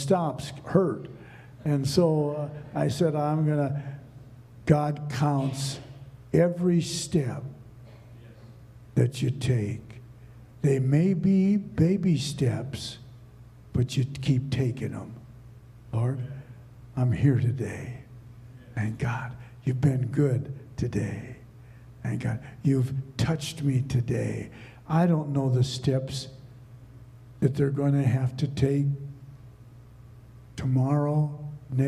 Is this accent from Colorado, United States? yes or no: no; Minnesota, United States; I grew up in Minnesota